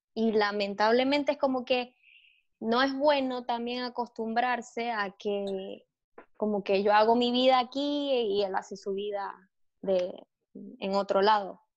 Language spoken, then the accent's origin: Spanish; Maracaibo, Zulia, Venezuela; also born or lived in Caracas; yo no me puedo regresar a Maracaibo